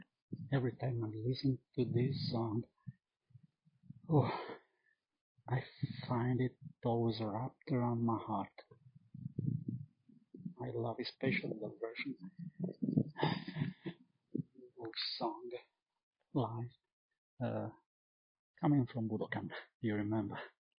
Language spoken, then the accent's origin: English; Villacidro, Sardinia, Italy; from Villa Cidro, a small town 30 miles far from Cagliari in Sardinia, Italy.